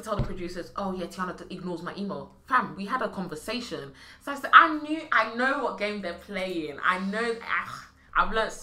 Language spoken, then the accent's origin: English; London, United Kingdom; living in East London.